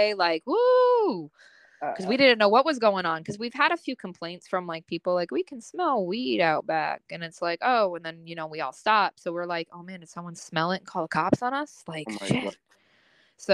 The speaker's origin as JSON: {"language": "English", "town": "Satellite Beach", "region": "Florida", "country": "United States", "tie": "born or raised there", "said": "I grew up in Satellite, so I was at the beach all the time"}